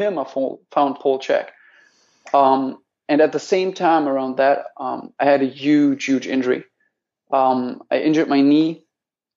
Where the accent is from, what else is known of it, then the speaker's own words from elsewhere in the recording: Menden, North Rhine-Westphalia, Germany; near Dortmund. It's called Menden. But nobody knows